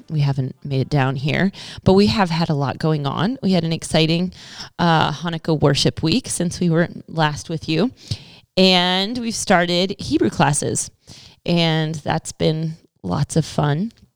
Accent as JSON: {"language": "English", "country": "United States", "said": "as an American"}